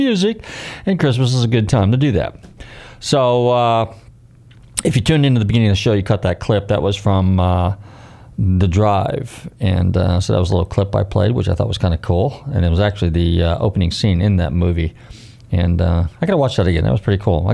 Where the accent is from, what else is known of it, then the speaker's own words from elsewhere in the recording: Bay Area, California, United States; now in Florida, United States; I'm from the Bay Area.